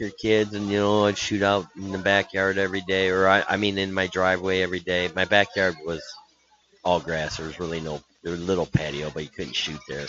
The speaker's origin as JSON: {"language": "English", "country": "United States", "said": "I'm an American"}